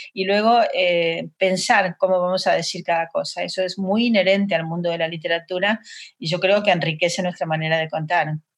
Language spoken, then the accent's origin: Spanish; Buenos Aires, Argentina; moved away as an adult; now in Madrid, Spain; soy de Buenos Aires